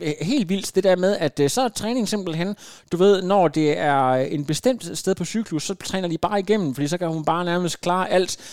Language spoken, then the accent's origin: Danish; Denmark; er vi danskere